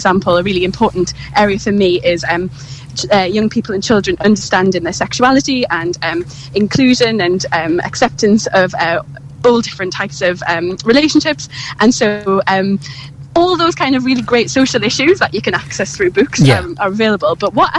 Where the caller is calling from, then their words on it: Cambridge, East of England, United Kingdom; I'm just standing on King's Parade in Cambridge, so it's very idyllic.